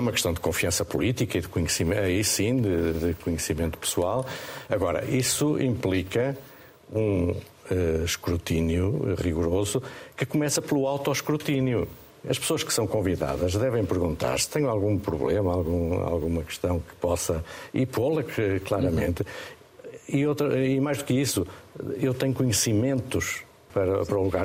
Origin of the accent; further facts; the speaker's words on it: Estarreja, Centro, Portugal; Esta reja é, é a minha terra, é, é um local que eu gosto muito